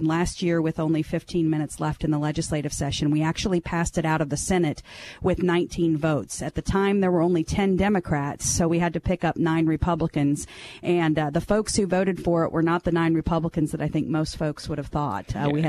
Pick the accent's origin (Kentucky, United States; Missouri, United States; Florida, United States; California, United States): Missouri, United States; Branson; moved away; also born or lived in Kansas City, Missouri / Callaway County, Missouri; I grew up in Branson, Missouri, and my father was the elected prosecutor there for about 20 years